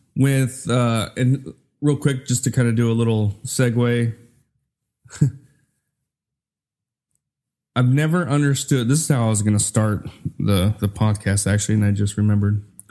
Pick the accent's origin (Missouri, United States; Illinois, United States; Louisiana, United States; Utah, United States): Utah, United States; also born or lived in Minnesota; I was born in Minnesota. I grew up in Utah